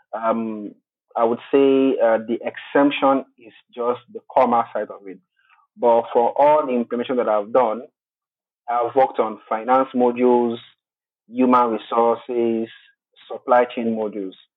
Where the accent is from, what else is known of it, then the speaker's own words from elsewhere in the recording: Togo; now in Nigeria; I'm originally from Togo. Togo is a French-speaking country in West Africa, uh, but currently I am in Nigeria